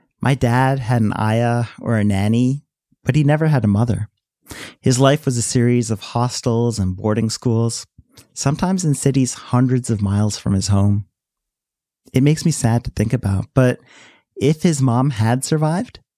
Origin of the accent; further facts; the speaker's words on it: Delaware, United States; When I first moved to Delaware, kids in my elementary school had all these questions for me about being Indian